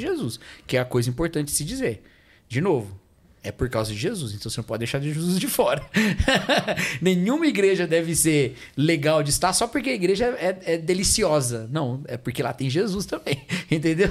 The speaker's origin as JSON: {"language": "Portuguese", "country": "Brazil", "said": "Eu sou brasileiro com outros brasileiros"}